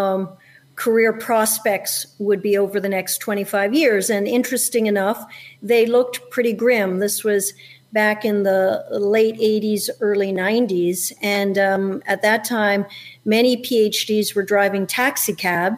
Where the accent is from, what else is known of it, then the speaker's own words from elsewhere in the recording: upstate New York, United States; also born or lived in Montreal, Canada; So I was born in Montreal, so I'm an immigrant, and my dad's from Central America. My mom's Canadian, and I moved to the United States when I was in elementary school, and I grew up in upstate New York.